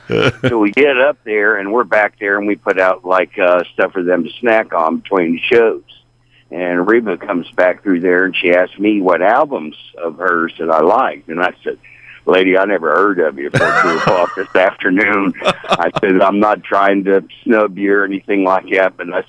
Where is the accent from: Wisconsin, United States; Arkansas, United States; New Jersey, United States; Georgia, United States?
Georgia, United States; Blairsville; I'm not from Texas. Oh, I'm from Blairsville.